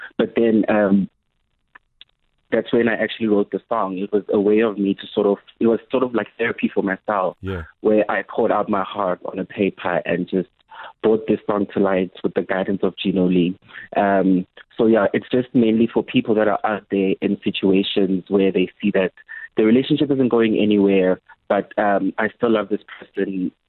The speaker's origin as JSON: {"language": "English", "region": "KwaZulu-Natal", "country": "South Africa", "tie": "born or raised there", "lives_now": "Johannesburg, South Africa", "said": "So I am born and bred in KZN, but I am now in Johannesburg."}